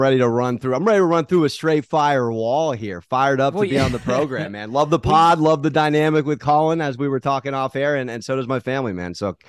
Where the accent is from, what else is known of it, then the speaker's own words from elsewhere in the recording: San Diego, California, United States; You know, I'm a recovering San Diego Charger fan. I'm from San Diego. So I have a New York dad. So I grew up in a Giants, Mets, Knicks household, but my mom's from LA, likes the Lakers.